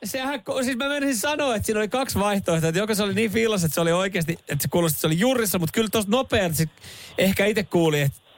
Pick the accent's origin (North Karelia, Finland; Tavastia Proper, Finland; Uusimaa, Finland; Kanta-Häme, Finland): Uusimaa, Finland; Vantaa; Mä oon Vantaalta lähtö, lähtö, lähtöisin, niin totta, me ollaan sitten tiimi.